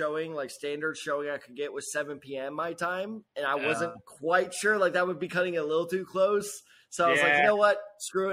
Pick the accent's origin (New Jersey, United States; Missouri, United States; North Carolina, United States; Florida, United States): Missouri, United States; St. Louis; I'm from St. Louis